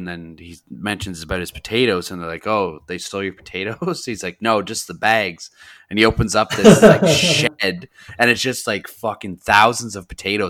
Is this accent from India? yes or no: no; Canada; we're from Canada